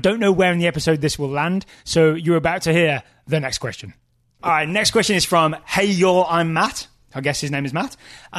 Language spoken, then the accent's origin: English; England, United Kingdom; I am English.